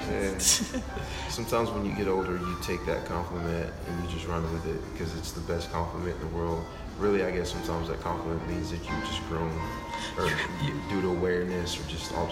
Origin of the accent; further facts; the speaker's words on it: Liberty City, Texas, United States; also born or lived in Longview, Texas / Kilgore, Texas / Irving, Texas; in Longview, grew up in Liberty City, moved back to Longview at some four miles. sophomore year of high school, finished out at Pine Tree